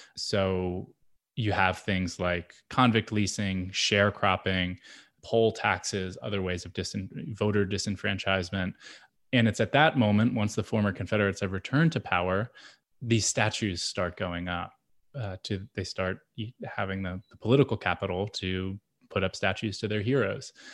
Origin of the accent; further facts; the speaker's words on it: Lancaster, Pennsylvania, United States; I grew up in Lancaster, Pennsylvania